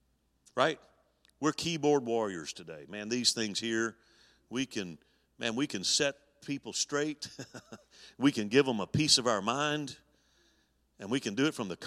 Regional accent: Alabama, United States; When I was 10 years old, my grandfather founded the church I grew up in Alabama, and we attended that church my early years of growing up.

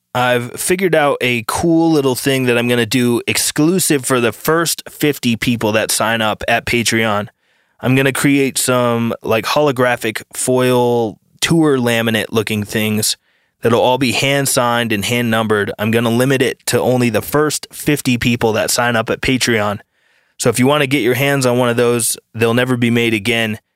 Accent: United States; as an American citizen

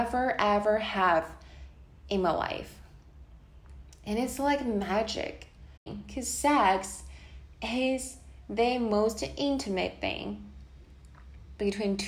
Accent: China; moved away; Born and raised in China, back to the time when I was a kid

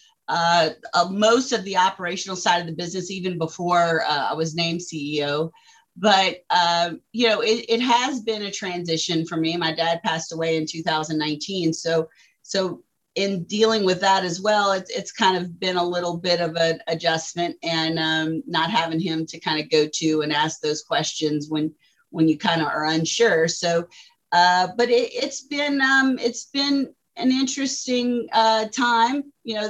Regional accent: Morgan City, Louisiana, United States; we're from Morgan City, Louisiana

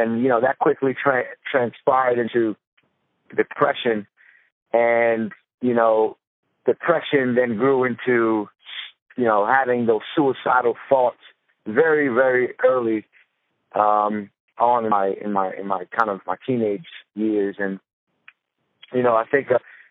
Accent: Long Island, New York, United States; I'm originally from Long Island, New York.

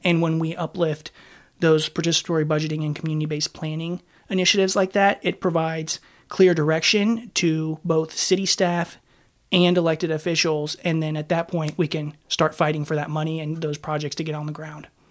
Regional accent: Raleigh, North Carolina, United States; moved away as an adult; also born or lived in Turkey; now in Portland, United States; around Raleigh, North Carolina, my hometown

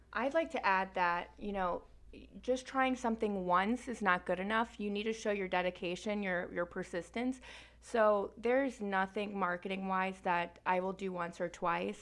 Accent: Naples, Florida, United States; also born or lived in France; So I was born in France. I lived there for seven years, grew up in Naples, Florida

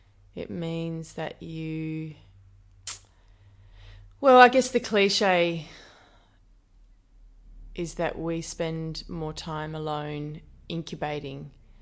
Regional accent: Perth, Western Australia, Australia; also born or lived in New Zealand; So I was born in Perth, and my mum, I lived here with my mum, and my dad lived mostly in New Zealand, so I sort of went back and forth through high school.

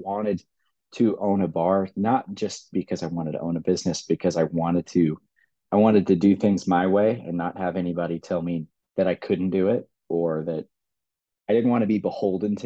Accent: Kansas City, United States; I'm born and raised in Kansas City

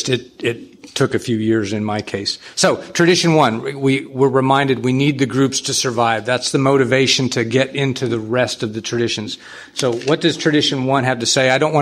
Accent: San Antonio, Texas, United States; I'm a sexaholic from San Antonio.

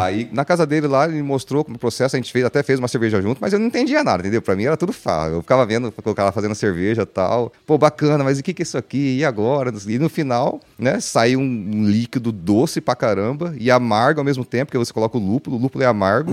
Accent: Brazil; also born or lived in Vancouver; a gente cresceu, né, sabendo no Brasil

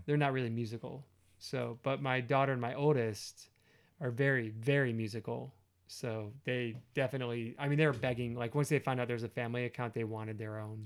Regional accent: United States; I'm an American

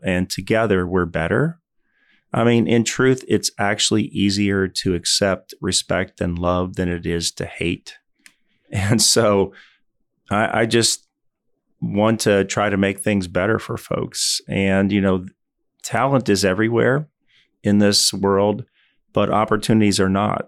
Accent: Louisville, Kentucky, United States; moved away as an adult; I spent the first eighteen years of my life, I grew up in Louisville, Kentucky

